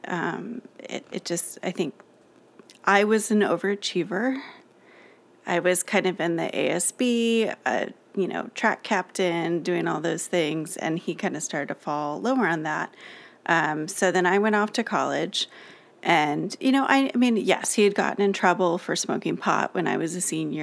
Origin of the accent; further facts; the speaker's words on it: Los Alamitos, California, United States; we grew up in Los Alamitos, California